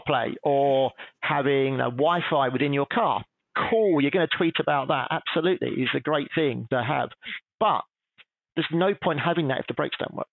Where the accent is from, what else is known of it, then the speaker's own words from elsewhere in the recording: England, United Kingdom; being English